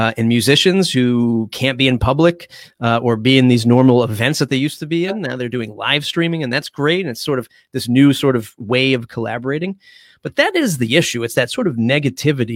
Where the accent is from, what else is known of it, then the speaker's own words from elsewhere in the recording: Dartmouth, Massachusetts, United States; now in Fall River, United States; I grew up in Dartmouth, in the sticks of Dartmouth, right out in the middle of nowhere